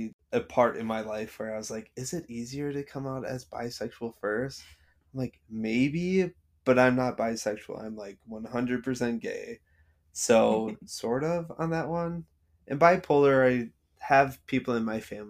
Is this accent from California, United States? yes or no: no; Racine, Wisconsin, United States; moved away as an adult; also born or lived in Madison, Wisconsin; now in Minneapolis, United States; I'm from Racine, Wisconsin. So it's like Milwaukee